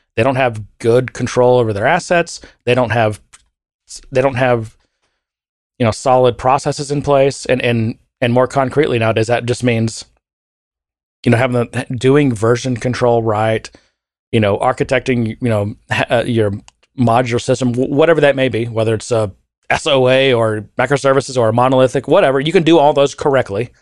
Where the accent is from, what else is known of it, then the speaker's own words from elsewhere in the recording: United States; being an American